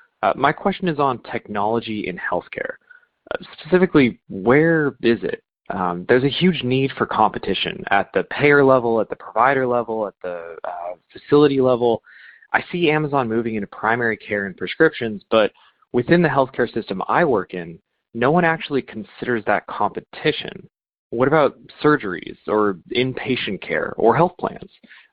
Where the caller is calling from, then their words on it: Los Angeles, California, United States; I'm calling from Los Angeles.